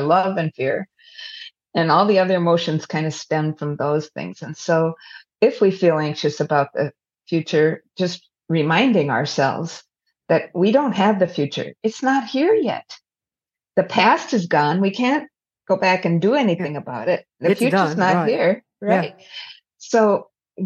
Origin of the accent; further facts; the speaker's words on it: United States; we are very future oriented as an American society